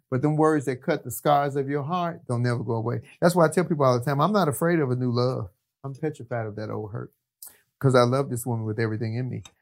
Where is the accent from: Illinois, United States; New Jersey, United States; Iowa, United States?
Illinois, United States; Chicago; moved away as an adult; also born or lived in Long Beach, California; now in Los Angeles, United States; I'm from the city of Chicago. I'm from Chicago.